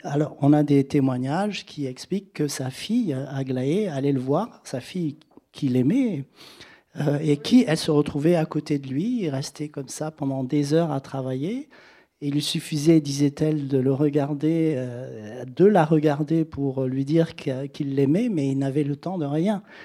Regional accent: Senegal; moved away; j'ai vécu au Sénégal, que j'ai été élevé au Sénégal

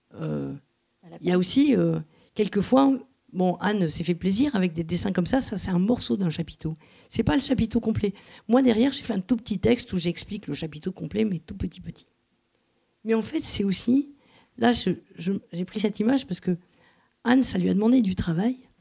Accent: Montauban, Occitania, France; now in Toulouse, France; je suis pas toulousaine, je suis née à Montauban, mais enfin, je suis toulousaine d'adoption

